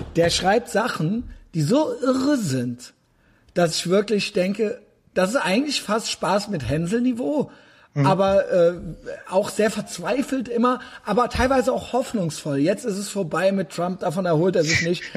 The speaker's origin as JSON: {"language": "German", "country": "Germany", "said": "als Deutsche"}